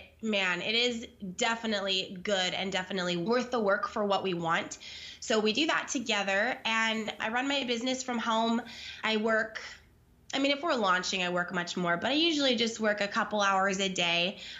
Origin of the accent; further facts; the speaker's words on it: California, United States; We're from Southern California. We moved to the Midwest into like the mountains in Arkansas. So just like very opposite of where we're from, where we were born and raised, where we met.